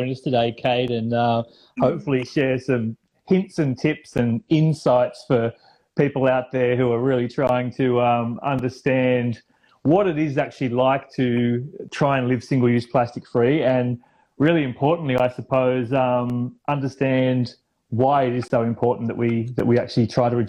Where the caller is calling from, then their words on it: Sydney, New South Wales, Australia; I'm tuning in from Cammeraygal country in Sydney